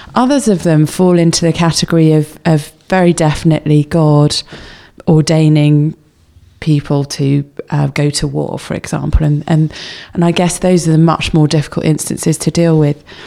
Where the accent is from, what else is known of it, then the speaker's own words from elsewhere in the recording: England, United Kingdom; we're English